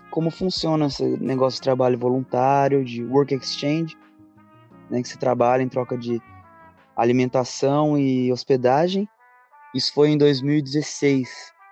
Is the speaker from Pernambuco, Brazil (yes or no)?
no; São José dos Campos, São Paulo, Brazil; moved away as an adult; Eu nasci em São José dos Campos, São Paulo.